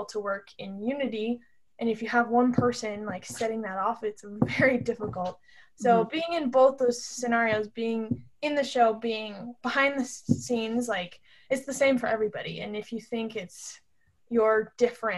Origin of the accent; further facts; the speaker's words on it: Salt Lake City, Utah, United States; I am from Salt Lake City